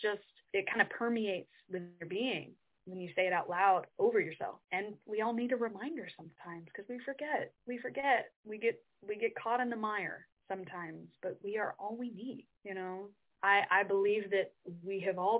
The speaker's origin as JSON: {"language": "English", "region": "Midwest", "country": "United States", "moved": "yes", "lives_now": "New York City, United States", "said": "I'm from the Midwest, we're kind of brought up to be respectful"}